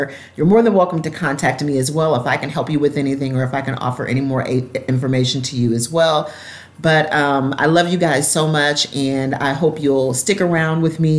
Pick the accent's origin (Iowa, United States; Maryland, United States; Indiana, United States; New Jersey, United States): Indiana, United States; Evansville; I had absolutely, like seriously, absolutely no idea that Talia was from my hometown, that she was born and raised there as well.